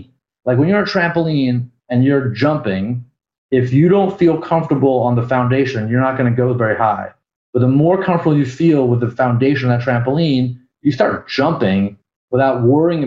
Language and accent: English; Palo Alto, California, United States; now in New York, United States; I was born in Palo Alto, California, even though most people would identify me more as like a New Yorker, because I've been here for 25 plus years